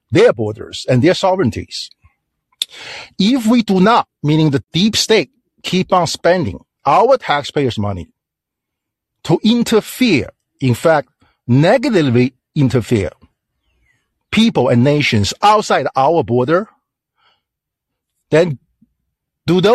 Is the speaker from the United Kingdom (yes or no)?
no; China; English is a second language; now in United States; I'm from China